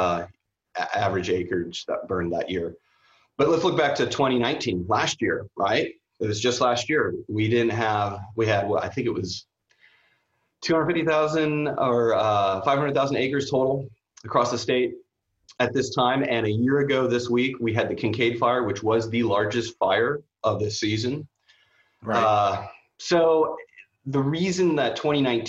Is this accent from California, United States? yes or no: yes; San Francisco Bay Area, California, United States; moved away as an adult; also born or lived in Houston / Vancouver; I grew up in the Bay Area, San Francisco Bay Area